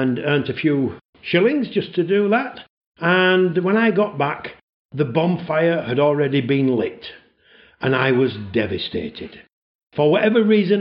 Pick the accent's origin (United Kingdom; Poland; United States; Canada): United Kingdom; Leeds, Yorkshire and the Humber; moved away as an adult; I originate from Yorkshire, just outside Leeds, and that's where I was born